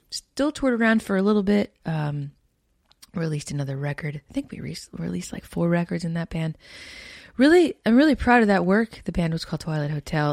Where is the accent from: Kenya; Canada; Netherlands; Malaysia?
Canada; Winnipeg, Manitoba; I come from Canada. Born and raised in Winnipeg, Manitoba